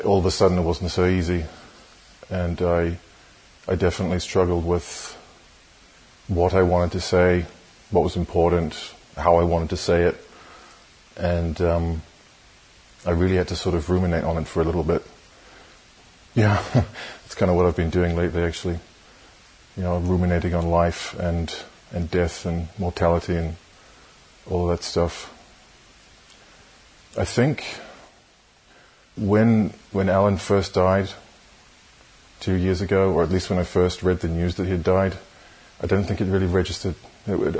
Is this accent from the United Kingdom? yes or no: no; New Zealand; moved away as an adult; I was born in New Zealand. I grew up there, but I have lived most of my adult life in various other countries around the world.